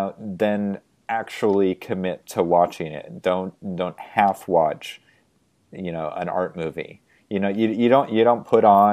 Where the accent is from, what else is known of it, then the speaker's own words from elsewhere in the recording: Spokane, Washington, United States; I grew up in Spokane in the 1980s